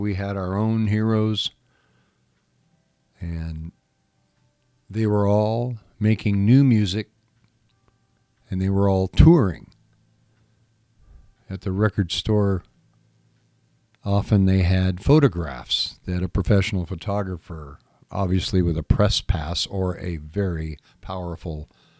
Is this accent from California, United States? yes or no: yes; Whittier, California, United States; Growing up in Southern California, growing up in the city of Whittier, we had our very own Lovells.